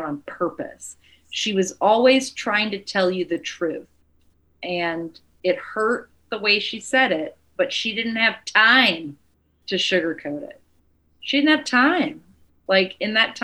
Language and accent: English; the South, United States; moved away; also born or lived in New York; I'm from the South